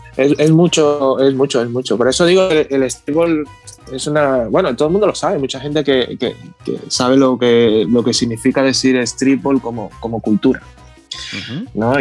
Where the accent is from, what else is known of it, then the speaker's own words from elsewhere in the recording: Dominican Republic; now in Barcelona, Spain; vengo de República Dominicana, bueno, nací allí y llevo aquí viviendo desde el 2000